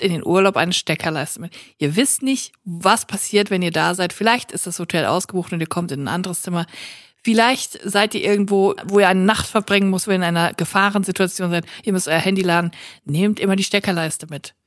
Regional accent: Cologne, North Rhine-Westphalia, Germany; Ich bin aber für alle die Kölnerin, weil ich komme ja von hier

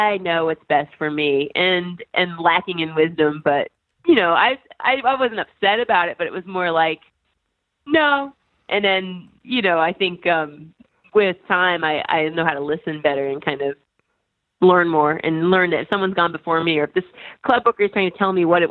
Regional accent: Indiana, United States; moved away; also born or lived in New York; I'm from Indiana and, you know, Hoosiers was really big for us then

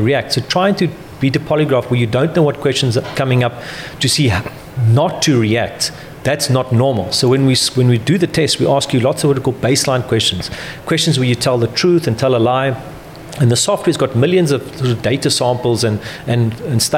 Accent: South Africa; now in United Kingdom; So I'm from South Africa

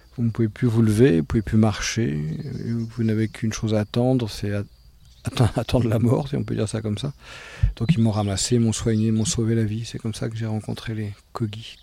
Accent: Paris, Île-de-France, France; now in Miami, United States; je suis né à Paris, mon père est brésilien, ma mère est de Finlande et, je vis à Miami.

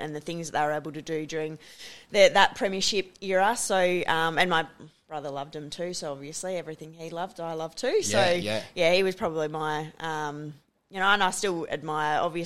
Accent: Perth, Western Australia, Australia; I grew up in Perth with the surf life saving

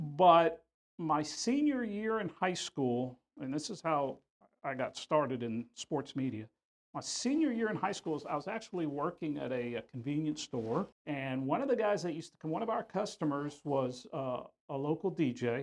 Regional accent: Houston, Texas, United States; I grew up here in Houston

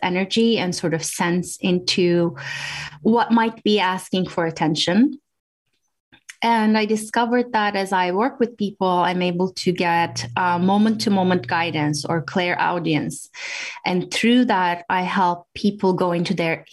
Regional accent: Turkey; moved away as an adult; also born or lived in Washington, D.C., United States; now in New Hampshire, United States; I grew up in Turkey, and I came to the U.S., to Washington, D.C. area

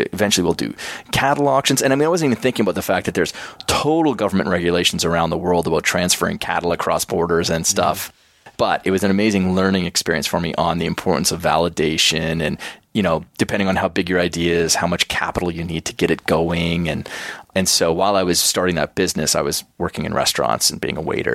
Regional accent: Schuler, Alberta, Canada; moved away; So my small little rural school that I went to, Schuler, Alberta, we had like a maximum enrollment from kindergarten to grade 9

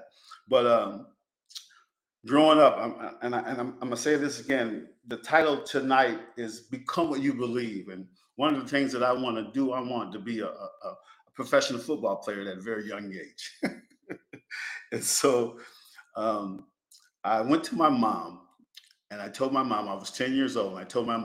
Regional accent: Penn Yan, New York, United States; moved away as an adult; also born or lived in Greenville, North Carolina; one of the best things that in my life was growing up in Pinyan

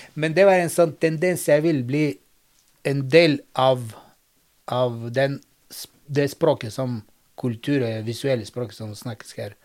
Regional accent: Bulgaria; Norwegian is a second language; now in Norway; jeg bor i Norden, men kommer fra Sør-Europa, for i Bulgaria faktisk

